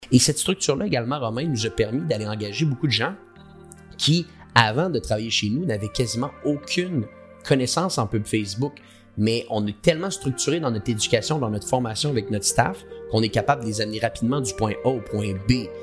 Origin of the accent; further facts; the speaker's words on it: Quebec, Canada; accent: québécois; now in Montreal, Canada; J'ai un accent québécois. Moi, je suis basé au Canada, à Montréal.